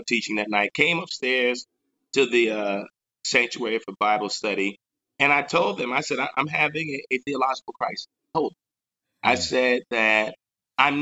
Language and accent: English; Long Island, Nassau County, New York, United States; also born or lived in Atlanta / North Carolina; now in New York City, United States; I grew up on Long Island in Nassau County